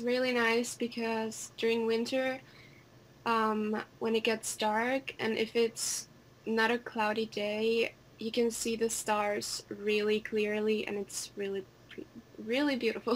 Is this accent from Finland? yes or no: yes; Helsinki, Uusimaa, Finland; I am a girl from Finland, Helsinki. I live in the capital